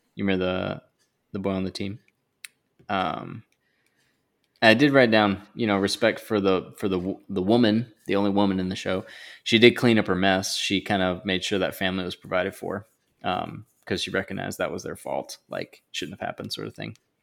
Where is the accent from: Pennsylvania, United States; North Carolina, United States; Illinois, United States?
North Carolina, United States; now in New Jersey, United States; the Southeast, where I'm from